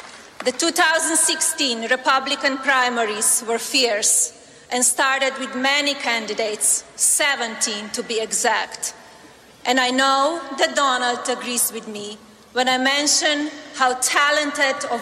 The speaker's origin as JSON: {"language": "English", "country": "Slovenia", "tie": "born or raised there", "also_born_or_lived": "Milan / Paris / New York City", "moved": "as an adult", "lives_now": "United States", "said": "I was born in Slovenia, a small, beautiful"}